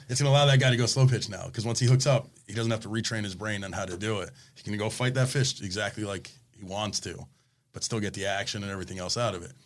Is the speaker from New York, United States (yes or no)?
no; Coral Springs, Florida, United States; I grew up in Coral Springs